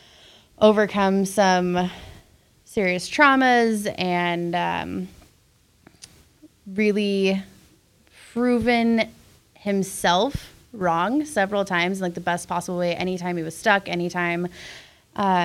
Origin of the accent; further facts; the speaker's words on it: Athol, Idaho, United States; I grew up in Athol, Idaho, just a hair north of Coeur d'Alene